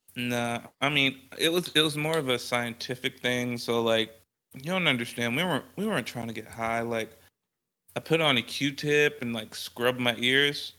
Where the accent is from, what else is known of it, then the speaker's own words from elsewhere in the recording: the Bay Area, California, United States; now in Texas, United States; I'm from the Bay